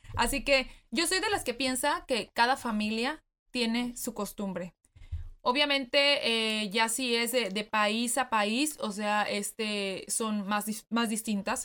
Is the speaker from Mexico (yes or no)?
yes; Mexico; moved away as an adult; now in United States; nosotros que venimos de México, ya tenemos, este, más de diez años